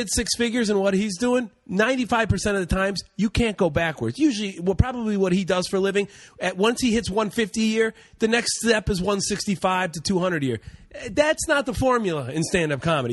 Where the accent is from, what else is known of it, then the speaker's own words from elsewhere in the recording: Cleveland, Ohio, United States; moved away; I'm from Cleveland, everybody, originally